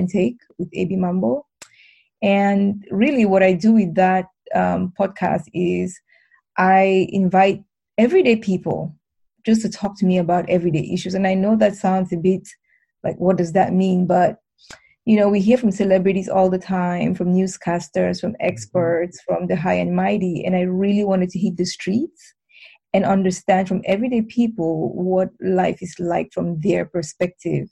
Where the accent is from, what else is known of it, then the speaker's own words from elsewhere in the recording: Cameroon; I was born and raised in Cameroon